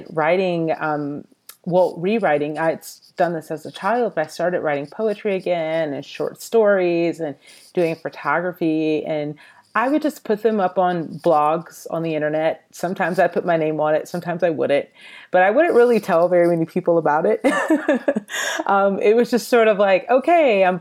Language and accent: English; Atlanta, Georgia, United States; now in Los Angeles, United States; I'm originally from the Atlanta, Georgia area. I currently live in Los Angeles, California.